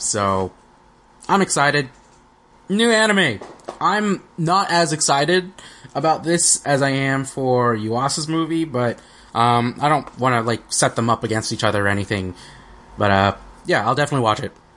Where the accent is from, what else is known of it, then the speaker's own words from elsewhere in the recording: United States; we're American